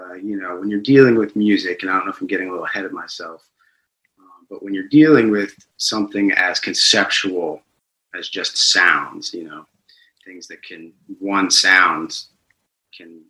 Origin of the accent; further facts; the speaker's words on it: Delaware, Ohio, United States; moved away as an adult; now in Atlanta, United States; I grew up in Delaware, Ohio, a small town north of Columbus.